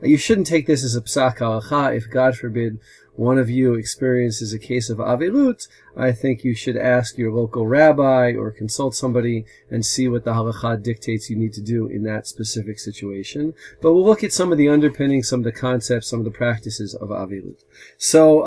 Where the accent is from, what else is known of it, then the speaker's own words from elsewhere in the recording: New Jersey, United States; accent: American; now in Modi'in, Israel; as you can tell from my American accent, I'm originally from America, from the state of New Jersey